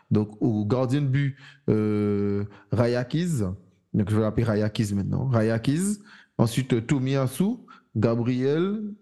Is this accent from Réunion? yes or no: no; Iran; je, suis pas maghrébin, je suis iranien